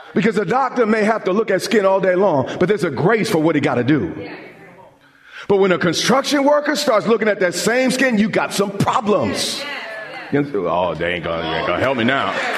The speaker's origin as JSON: {"language": "English", "area": "Long Island", "region": "New York", "country": "United States", "tie": "born or raised there", "said": "I grew up on Long Island, and we would often go to the beach"}